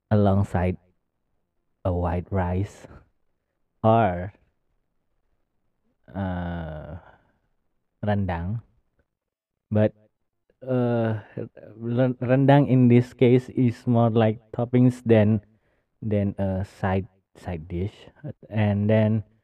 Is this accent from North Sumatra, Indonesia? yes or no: yes; Medan, North Sumatra, Indonesia; Medan is my hometown Medan is my hometown city